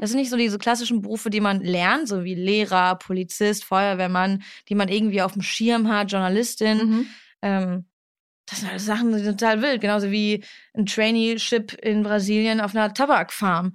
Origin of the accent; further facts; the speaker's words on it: Duisburg, North Rhine-Westphalia, Germany; moved away; ich komme aus Duisburg mhm. und ich bin sehr froh, dass ich da aufgewachsen bin